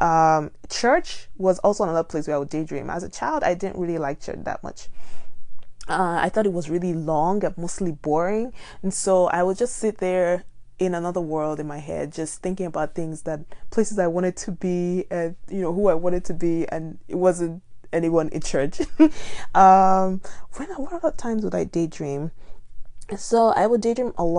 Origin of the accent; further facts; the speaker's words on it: Nigeria; now in United States; I'm from Nigeria and I find myself living in America